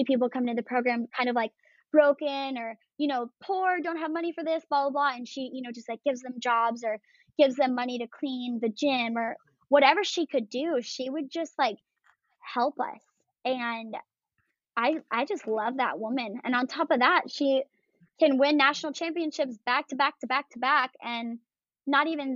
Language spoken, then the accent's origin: English; Michigan, United States; moved away; also born or lived in California; I'm from Michigan originally. I was born there.